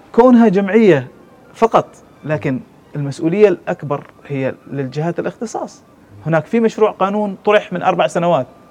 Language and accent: Arabic; Oman; عندنا في عمان